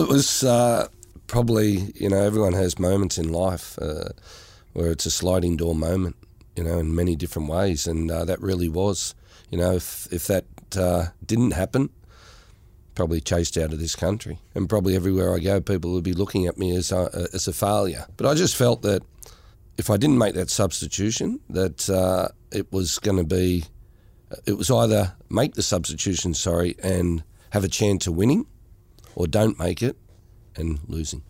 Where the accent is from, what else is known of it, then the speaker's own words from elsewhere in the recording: Australia; being Australian myself